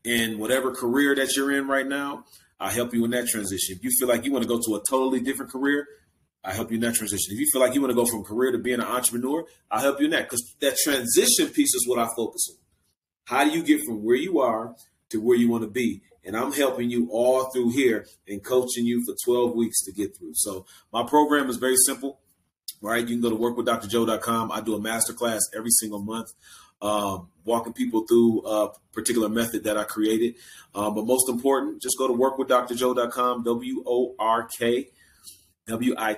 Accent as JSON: {"language": "English", "town": "Milwaukee", "region": "Wisconsin", "country": "United States", "tie": "born or raised there", "said": "that's why I love my hometown, Milwaukee"}